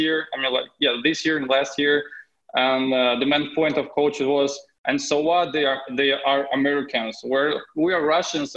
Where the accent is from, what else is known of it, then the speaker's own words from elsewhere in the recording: Moldova; English is a second language; moved away as an adult; I was born in Moldova